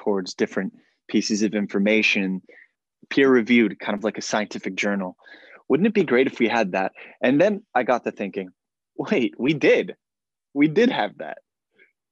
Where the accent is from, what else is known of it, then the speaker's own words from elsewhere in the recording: United States; as an American